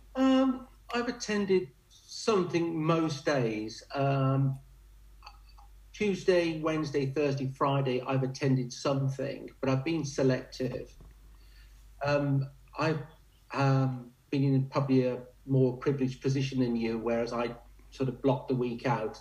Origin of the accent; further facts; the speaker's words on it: Warwickshire, West Midlands, United Kingdom; I'm in my home county, the Bards County of Warwickshire